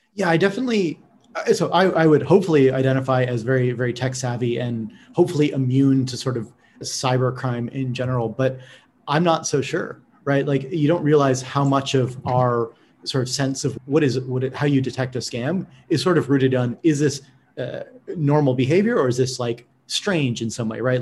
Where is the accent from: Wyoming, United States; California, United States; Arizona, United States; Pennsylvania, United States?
California, United States; as a Californian